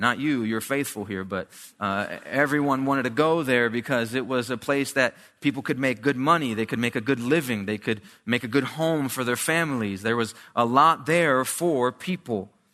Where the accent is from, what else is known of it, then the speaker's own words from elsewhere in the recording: New Jersey, United States; I grew up in New Jersey, uh, small Hispanic church in Haddonfield, uh, Camden at one point